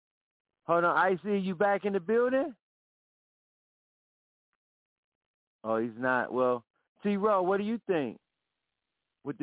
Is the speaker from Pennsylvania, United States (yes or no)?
no; Cleveland, Ohio, United States; I love the Browns, too, because I'm from Cleveland